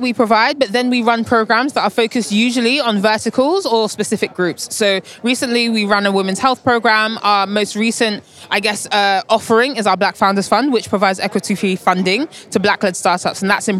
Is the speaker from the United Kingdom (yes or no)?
yes; London, United Kingdom; I am from London via Lagos. So very technically, nice. I'm a British citizen, yeah, but yeah. I'm Nigerian by heritage.